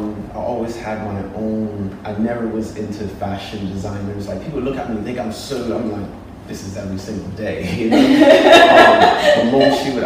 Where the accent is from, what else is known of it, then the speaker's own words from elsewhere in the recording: United Kingdom; In the UK.